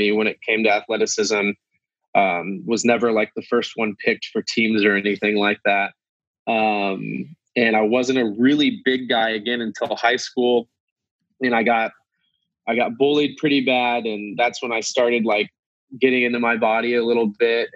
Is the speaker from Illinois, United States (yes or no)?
yes; Quincy, Illinois, United States; I'm from Quincy, Illinois, and I currently live in Quincy, Illinois